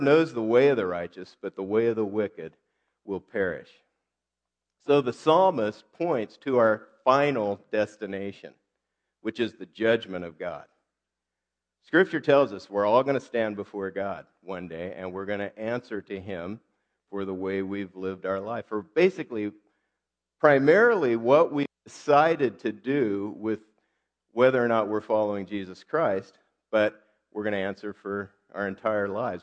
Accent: United States; I'm American

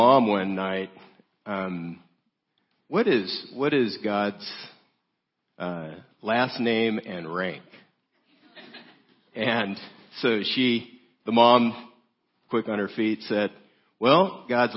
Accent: South Gate, California, United States; I grew up in Southgate, California, 8.5 miles from downtown L.A.

